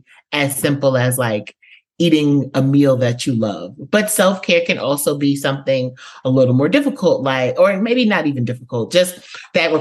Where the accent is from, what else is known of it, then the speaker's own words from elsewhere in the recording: New York City, New York, United States; now in Georgia, United States; I am from the Bronx, New York, but I now reside in Georgia, like Atlanta adjacent.